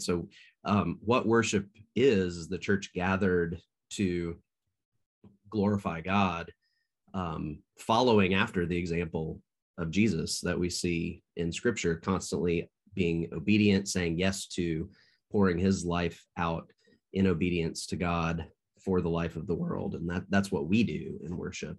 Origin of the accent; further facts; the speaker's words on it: Nashville, Tennessee, United States; now in Marion, United States; I grew up in the Nashville, Tennessee area